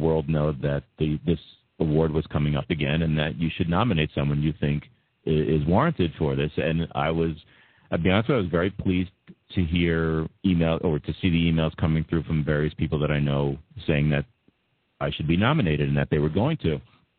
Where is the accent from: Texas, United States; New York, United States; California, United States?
New York, United States; Massapequa; born or raised there